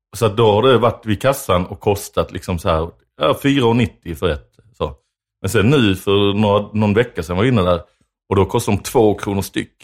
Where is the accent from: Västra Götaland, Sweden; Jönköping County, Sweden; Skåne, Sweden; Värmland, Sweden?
Skåne, Sweden; Lund; jag är uppvuxen i Lund